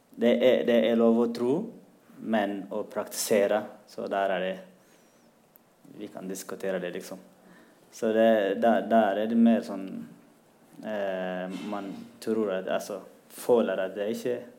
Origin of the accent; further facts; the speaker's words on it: Eritrea; also born or lived in Sudan; now in Norway; Jeg er fra Eritrea